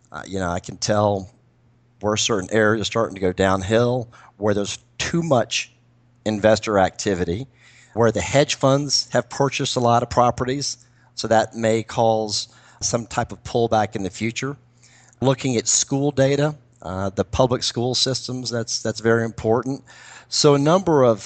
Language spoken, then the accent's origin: English; Florida, United States; now in Atlanta, United States; I'm from Florida originally and have a lot of contacts there and know that market.